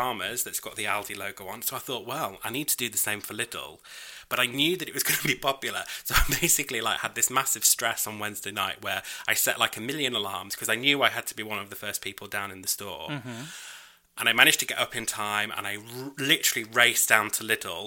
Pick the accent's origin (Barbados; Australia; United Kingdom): United Kingdom; I'm British.